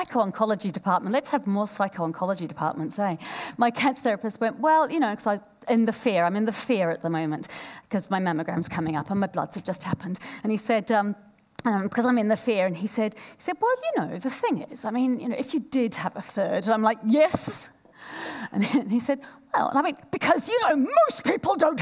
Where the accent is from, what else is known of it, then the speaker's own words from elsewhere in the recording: Tokoroa, Waikato, New Zealand; moved away; also born or lived in Woolwich, London, United Kingdom; I was born in Woolwich and I grew up in Tokoroa